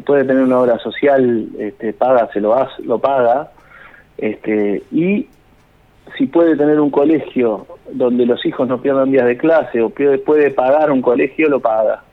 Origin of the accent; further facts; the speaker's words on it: Pehuajó, Buenos Aires Province, Argentina; yo vivía en Pehuajó, nací en Pehuajó y viví en Pehuajó, que es un pueblo chico de la provincia de Buenos Aires